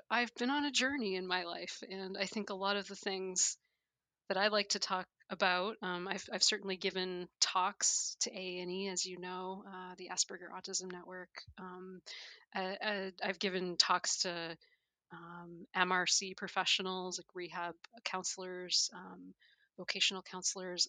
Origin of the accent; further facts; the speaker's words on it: Canada; moved away; I'm originally from Canada.